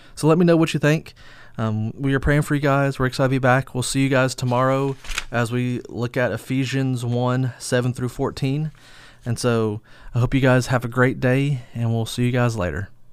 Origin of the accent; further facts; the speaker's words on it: United States; we as American believers